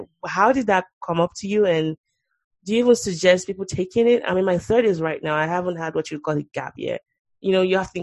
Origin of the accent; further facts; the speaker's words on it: Nigeria; now in United States; As a Nigerian